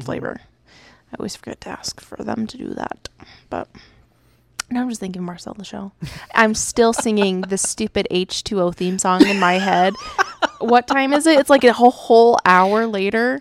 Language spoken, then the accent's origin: English; Arizona, United States; also born or lived in Oregon; I not wasn't born here, but I grew up in Arizona.